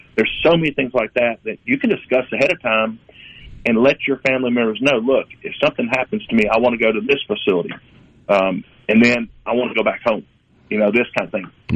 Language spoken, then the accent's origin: English; the South, United States; we're from the South, and it's it's very important for you to know who's coming to your house